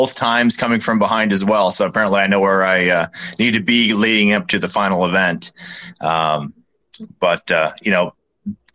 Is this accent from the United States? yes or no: yes; Denver, Colorado, United States; moved away as an adult; also born or lived in Springfield, Missouri; I grew up in Denver, so yeah, basically the just outside the mountains.